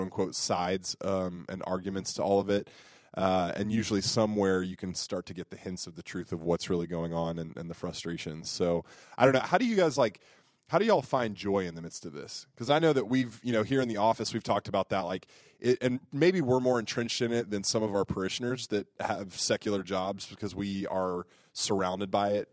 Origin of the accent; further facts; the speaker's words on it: United States; as American Catholics